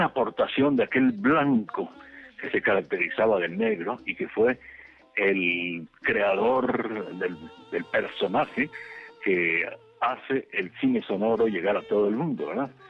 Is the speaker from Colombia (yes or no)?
no; Yucatán, Mexico; en Yucatán, en mi Yucatán